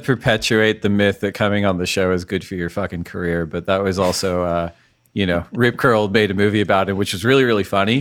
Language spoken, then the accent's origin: English; United States; we're all American people